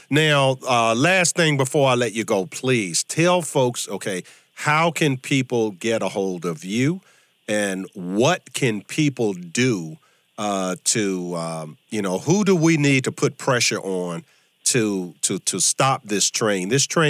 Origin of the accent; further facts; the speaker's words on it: Virginia, United States; Virginia, my home state